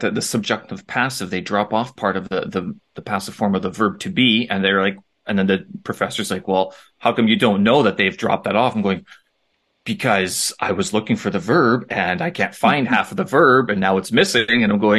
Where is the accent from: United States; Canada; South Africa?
Canada; Winnipeg, Manitoba; my hometown in Winnipeg also had a small community, especially at my university.